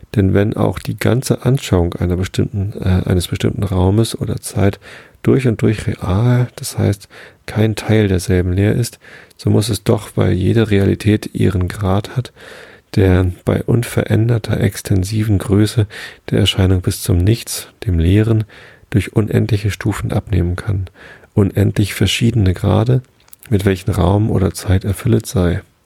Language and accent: German; Hamburg, Germany; als Hamburger